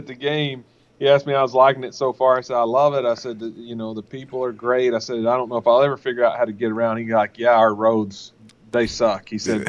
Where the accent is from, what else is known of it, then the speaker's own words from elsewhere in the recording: Oklahoma, United States; moved away as an adult; also born or lived in Dallas-Fort Worth, Texas; now in Morgantown, United States; Oklahoma. Born and raised in a town of about 800.